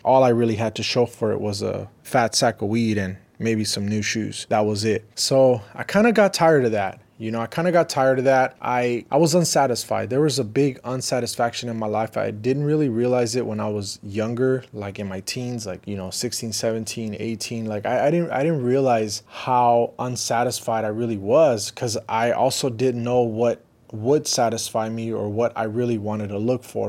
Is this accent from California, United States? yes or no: yes; Riverside, California, United States; also born or lived in Los Angeles; growing up in Riverside, it was more slower